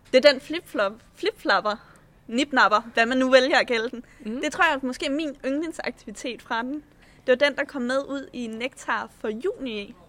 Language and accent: Danish; Slagelse, Zealand, Denmark; moved away as an adult; jeg flyttede, øh, fra Slagelse, hvor jeg voksede op